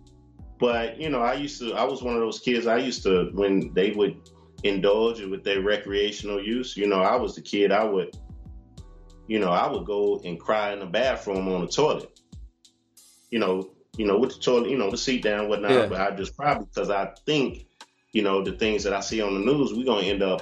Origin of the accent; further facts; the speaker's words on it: Oakland, California, United States; I come from Oakland, California